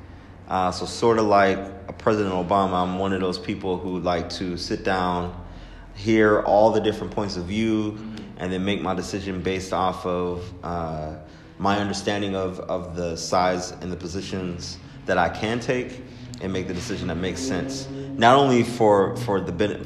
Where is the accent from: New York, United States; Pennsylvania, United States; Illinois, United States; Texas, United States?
Pennsylvania, United States; Pittsburgh; also born or lived in Baltimore, Maryland; I am from Pittsburgh, Pennsylvania